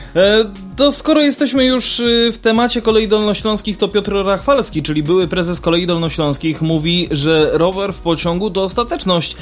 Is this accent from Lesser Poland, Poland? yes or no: yes; Lesser Poland, Poland; po tym naszym pięknym regionie